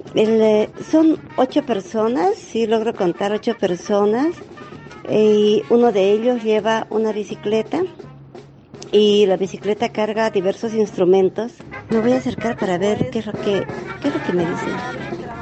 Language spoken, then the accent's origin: Spanish; Santa Cruz de la Sierra, Santa Cruz, Bolivia; soy de Santa Cruz, Ana Caliente, que es parte de la Amazonía y estamos unidos por eso con Brasil y Paraguay